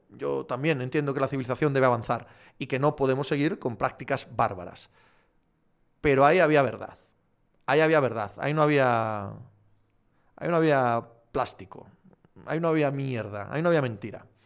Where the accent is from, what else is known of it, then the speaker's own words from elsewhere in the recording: Andalusia, Spain; si voy al rally de mi pueblo aquí en Granada